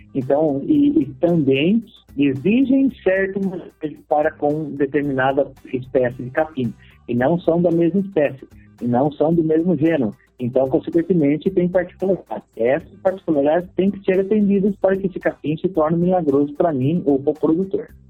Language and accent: Portuguese; Botucatu, São Paulo, Brazil; Foi um pequeno sítio na cidade de Botucatu, onde eu nasci.